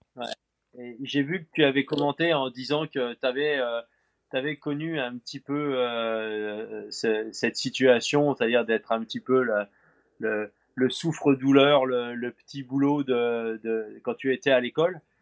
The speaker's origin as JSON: {"language": "French", "country": "France", "said": "chez nous en France"}